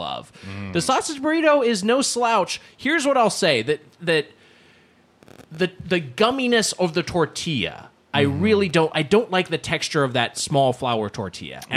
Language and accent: English; Long Beach, California, United States; Long Beach, California, which is the area where I'm from